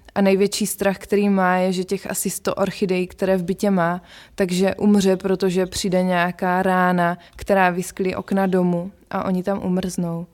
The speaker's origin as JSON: {"language": "Czech", "country": "Czechia", "said": "jsme z Česka"}